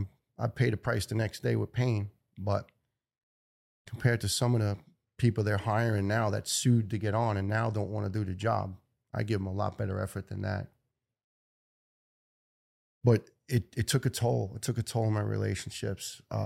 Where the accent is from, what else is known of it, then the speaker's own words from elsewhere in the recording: Ireland; You know, I'm Irish, it's Guinness, and sometimes too much.